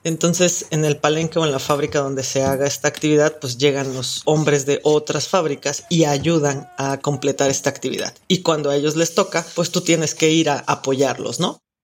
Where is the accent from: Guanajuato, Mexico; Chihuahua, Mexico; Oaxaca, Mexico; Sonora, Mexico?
Oaxaca, Mexico; soy oaxaqueña